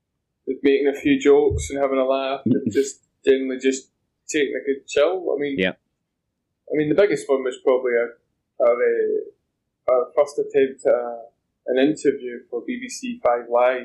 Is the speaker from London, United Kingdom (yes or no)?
no; Scotland, United Kingdom; as a Scotsman